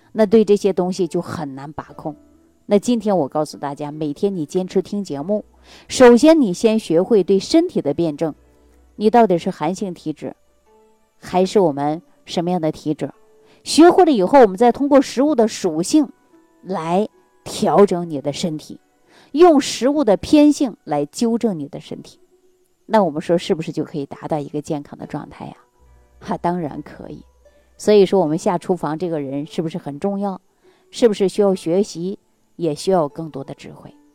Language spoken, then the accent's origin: Chinese; Jilin, China; moved away; 我的老家是吉林的。我们那个地方它不产橘子，也不产柚子，有很多水果呀，它都没有